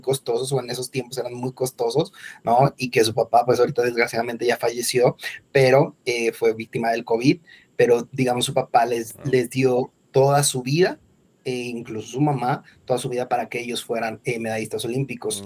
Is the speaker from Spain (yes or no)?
no; Mexico; soy mexicano, Estoy ahora mismo en Bogotá